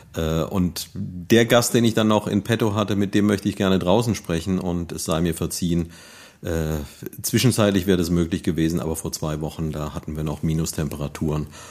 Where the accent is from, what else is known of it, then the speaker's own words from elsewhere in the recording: Neuwied, Rhineland-Palatinate, Germany; ich bin ja hier in Neuwied aufgewachsen